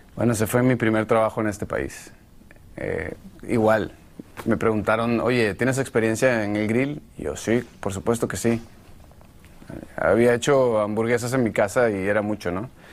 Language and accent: Spanish; Venezuela; moved away as an adult; also born or lived in Miami / Mexico; Cuando llegué a Estados Unidos fue en el 2004 y ya era una celebridad en mi país